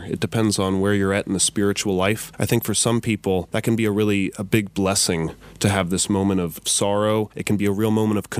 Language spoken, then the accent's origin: English; Front Royal, Virginia, United States; Yeah, I'm from Front Royal, Virginia. That's in the Shenandoah Valley up north near West Virginia.